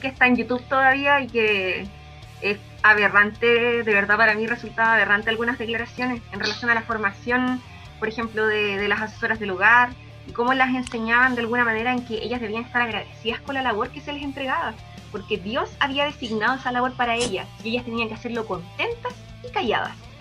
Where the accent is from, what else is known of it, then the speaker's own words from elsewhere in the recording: Chile; como chilenos